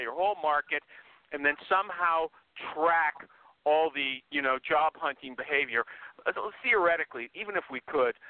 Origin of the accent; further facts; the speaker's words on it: Canada; I'm Canadian.